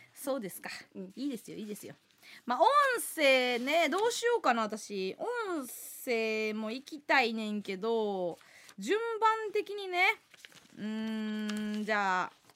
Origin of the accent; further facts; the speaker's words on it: Kansai, Osaka, Japan; moved away; 今一度地元大阪関西での知名度を上げるべく